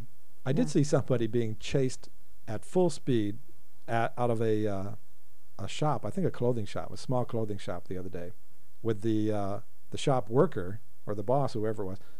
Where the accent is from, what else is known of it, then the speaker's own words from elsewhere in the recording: Denver, Colorado, United States; my hometown in Denver, Colorado.